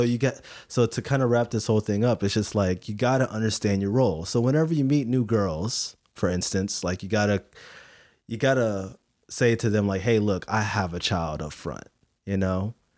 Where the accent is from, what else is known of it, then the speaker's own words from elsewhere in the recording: Philippines; I'm Filipino